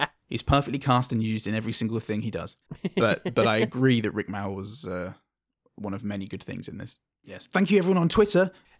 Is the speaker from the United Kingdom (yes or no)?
yes; England, United Kingdom; I'm English, I don't know.